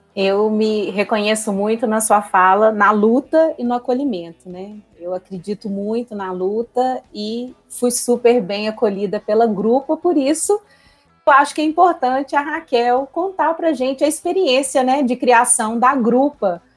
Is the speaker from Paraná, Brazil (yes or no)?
no; Belo Horizonte, Minas Gerais, Brazil; sou belo-horizontina